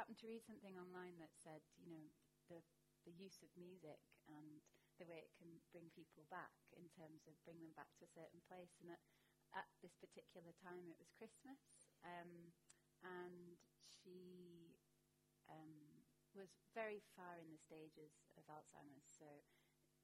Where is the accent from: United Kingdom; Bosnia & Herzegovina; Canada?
United Kingdom; Barnsley, Yorkshire and the Humber; also born or lived in Ireland; I was born in Ireland, but I grew up in Barnsley in South Yorkshire.